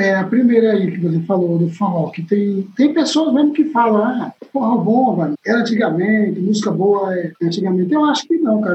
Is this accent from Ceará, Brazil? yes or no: yes; Quixadá, Ceará, Brazil; moved away as an adult; also born or lived in Fortaleza; Quando eu saí de Quixadá, que eu tocava na banda azul, que eu fui embora para Fortaleza, eu saí de Quixadá com 20 reais no bolso.